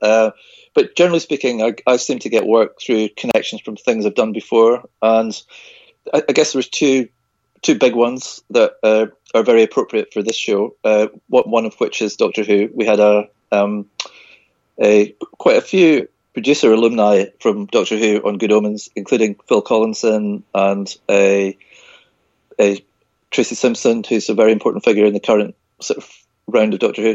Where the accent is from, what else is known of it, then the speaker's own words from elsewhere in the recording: Isle of Skye, Hebrides, Scotland, United Kingdom; I was born and brought up on the Isle of Skye in the Hebrides in Scotland